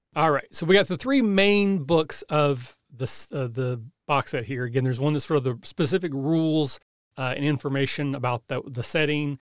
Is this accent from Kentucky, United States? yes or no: yes; Southeast Kentucky, United States; I'm from Southeast Kentucky